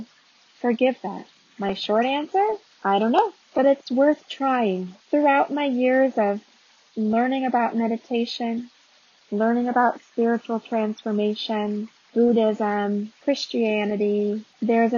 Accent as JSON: {"language": "English", "region": "Arizona", "country": "United States", "tie": "born or raised there", "also_born_or_lived": "North Carolina", "moved": "as an adult", "said": "not being from the South, born and raised in Arizona."}